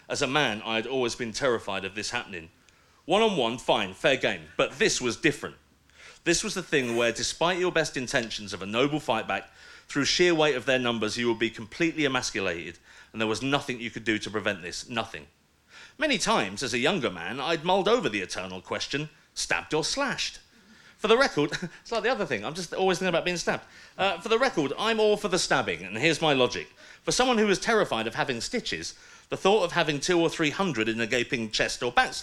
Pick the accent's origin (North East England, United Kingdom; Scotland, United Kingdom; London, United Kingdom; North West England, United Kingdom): London, United Kingdom; also born or lived in Kentish Town; I'm from London, born and bred